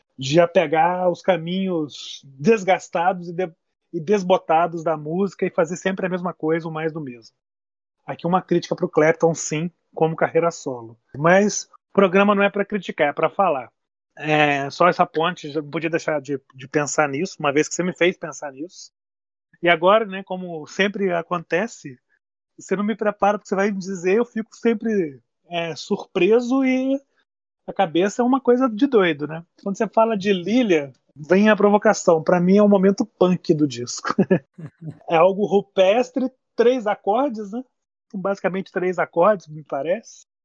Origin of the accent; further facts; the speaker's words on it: Lavras, Minas Gerais, Brazil; also born or lived in Niterói; now in Juiz de Fora, Brazil; O Milton é de Três Pontas, eu nasci ali perto, nasci em Lavras.